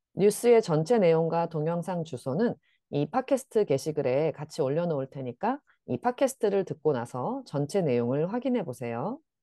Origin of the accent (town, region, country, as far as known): South Korea